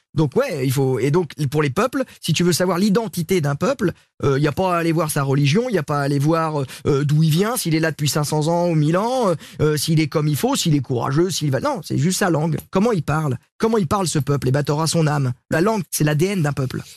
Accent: Sablé-sur-Sarthe, Pays de la Loire, France; moved away; à euh, Sablé chez moi avec les petits villages autour

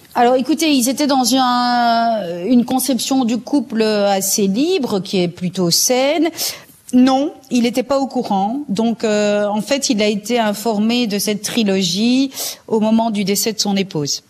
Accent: Belgium; en Flandre, chez nous, en Belgique

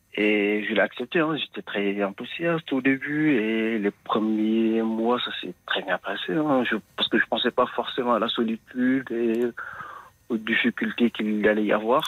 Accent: Senegal; now in France

